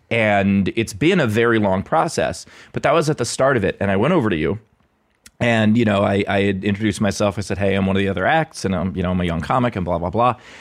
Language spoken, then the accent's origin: English; New York City, New York, United States; moved away as an adult; also born or lived in Los Angeles; now in Pittsburgh, United States; born and raised in, uh, in Queens